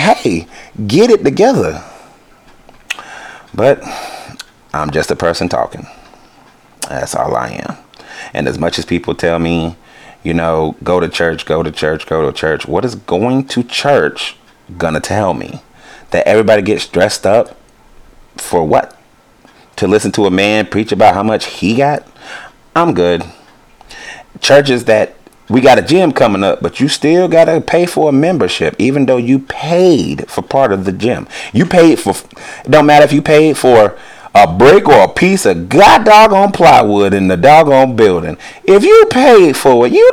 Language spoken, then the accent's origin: English; United States; I'm American